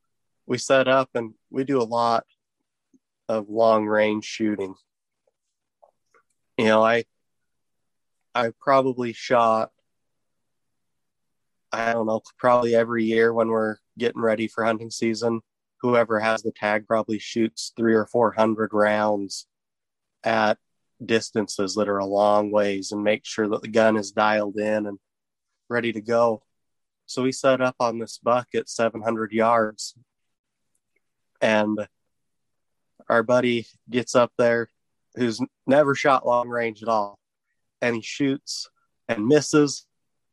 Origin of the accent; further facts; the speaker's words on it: Utah, United States; now in Nevada, United States; I'm originally from Utah